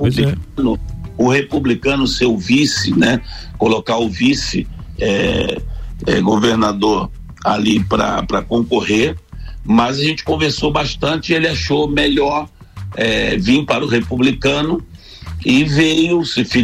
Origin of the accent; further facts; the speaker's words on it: Rio de Janeiro, Brazil; accent: carioca; moved away as an adult; now in Santa Catarina, Brazil; já me considero um catarinense, né? Já estou aqui há 17 anos, mas o sotaque é difícil de perder. Apesar de eu estar bem, bem, é, muito tempo sem, sem, sem voltar, regressar ao Rio de Janeiro, né?